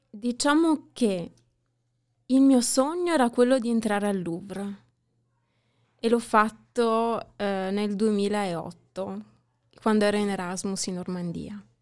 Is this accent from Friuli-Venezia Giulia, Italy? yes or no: yes; Gorizia, Friuli-Venezia Giulia, Italy; Vengo da Gorizia.